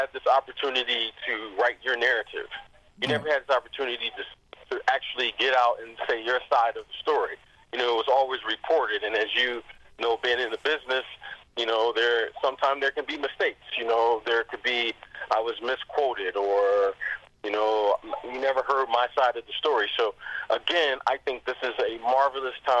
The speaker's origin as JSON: {"language": "English", "town": "Detroit", "region": "Michigan", "country": "United States", "said": "myself being from Detroit, you know, I'm from the Motor City"}